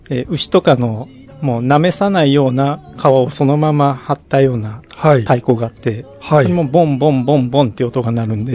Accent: Nagoya, Aichi, Japan; 私、地元名古屋なんですけど

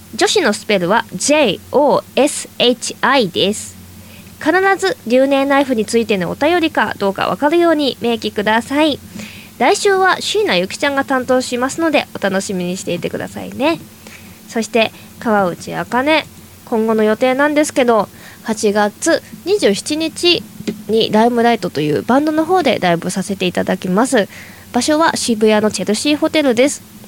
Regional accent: Toyama, Japan; moved away as an adult; now in Tokyo, Japan; 私は地元の 富山県にいた時ですね

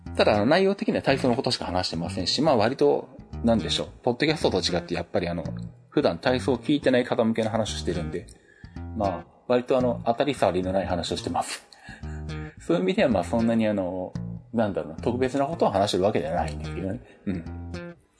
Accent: Shizuoka, Japan; 地元静岡の SBS ラジオ

